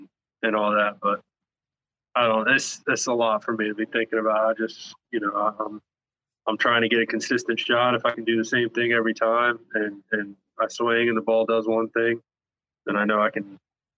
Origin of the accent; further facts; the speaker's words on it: the Carolinas, United States; And then growing up in the Carolinas, I'm a Panthers fan for NFL.